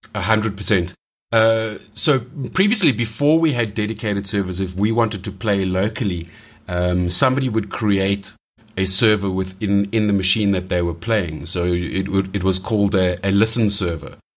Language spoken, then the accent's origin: English; South Africa; growing up in South Africa